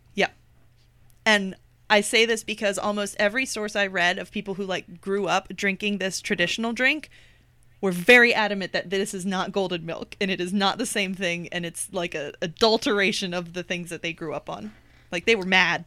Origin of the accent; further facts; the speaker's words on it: United States; accent: American; my American accent